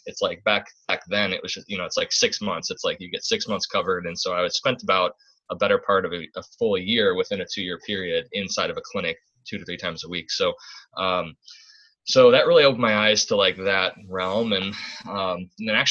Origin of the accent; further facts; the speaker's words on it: Midwest, United States; moved away; I'm from the Midwest